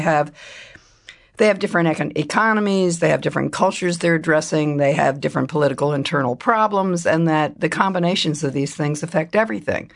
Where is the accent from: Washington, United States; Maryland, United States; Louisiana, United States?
Maryland, United States; Silver Spring; moved away as an adult; also born or lived in Fairfax County, Virginia / Philadelphia; I grew up first in, um, Fairfax County, Virginia, and then Silver Spring, Maryland